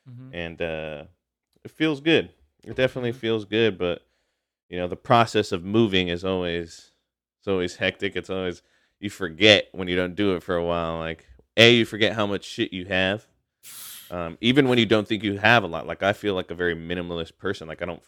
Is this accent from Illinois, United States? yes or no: no; Hayward, California, United States; also born or lived in Chicago; when I was born in Southern California, as we moved around Southern California, Northern California, and then in Chicago as well, before my family came back and settled in Hayward